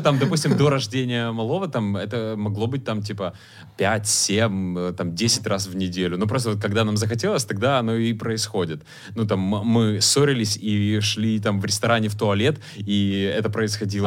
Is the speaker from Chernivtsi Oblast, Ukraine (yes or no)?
yes; Chernivtsi, Chernivtsi Oblast, Ukraine; now in Kyiv, Ukraine; когда я там в э, родных Черновцах